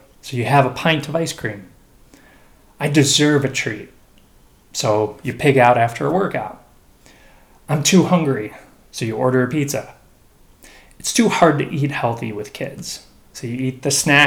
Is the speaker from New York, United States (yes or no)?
no; Chicago, Illinois, United States; growing up in Chicago